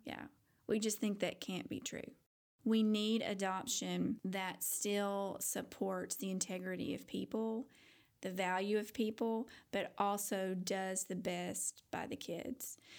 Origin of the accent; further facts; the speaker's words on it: Paducah, Kentucky, United States; now in Fort Worth, United States; a white girl growing up in paducah kentucky